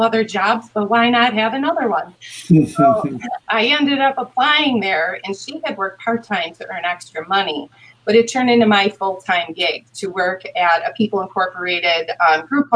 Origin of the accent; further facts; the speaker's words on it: Hamburg, New York, United States; I'm from this community and because I live in this community